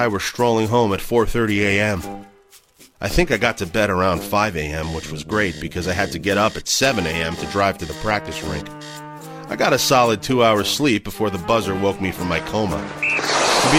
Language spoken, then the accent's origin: English; Dryden, Ontario, Canada; We grew up in Dryden, a small mill town in northwestern Ontario, 400 kilometers east of Winnipeg